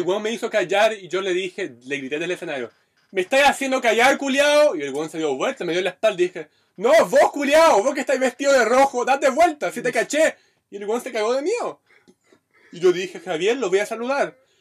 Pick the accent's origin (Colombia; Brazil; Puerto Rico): Brazil; now in Chile; yo soy un brasileño bonito